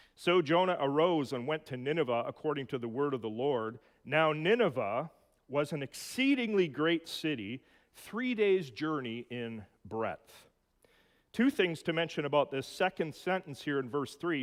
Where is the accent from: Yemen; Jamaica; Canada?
Canada; Edmonton, Alberta; In my hometown of Edmonton